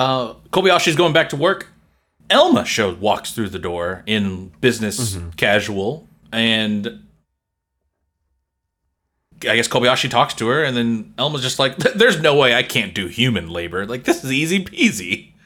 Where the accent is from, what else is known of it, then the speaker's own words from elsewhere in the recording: South Korea; I grew up with them in Korea.